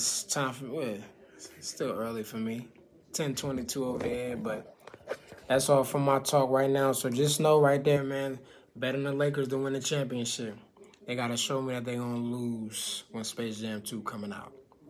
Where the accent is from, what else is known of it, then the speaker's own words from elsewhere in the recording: New York, United States; I'm from New York.